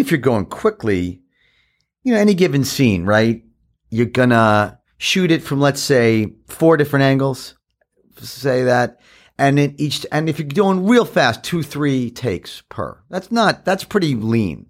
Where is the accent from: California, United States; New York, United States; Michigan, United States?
New York, United States; New York City; I grew up in Queens, in Forest Hills